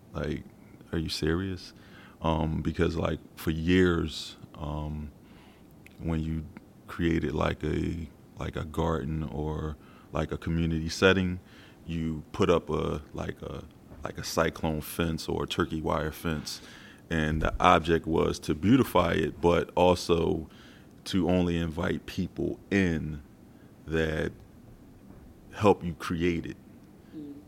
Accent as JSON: {"language": "English", "town": "Philadelphia", "region": "Pennsylvania", "country": "United States", "tie": "born or raised there", "said": "born and raised in South Philadelphia."}